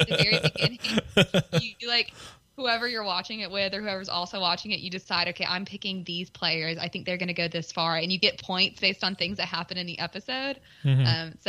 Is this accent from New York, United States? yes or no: no; Mississippi, United States; moved away as an adult; also born or lived in Alabama; I'm from Mississippi originally. I grew up in Mississippi